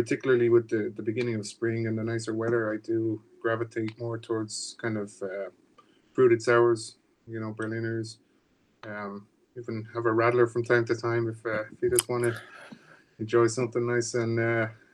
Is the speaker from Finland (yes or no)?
no; Dublin, Leinster, Ireland; moved away as an adult; also born or lived in Maryland; now in United States; I'm born and raised in Ireland, in Dublin. I moved here about 15 years ago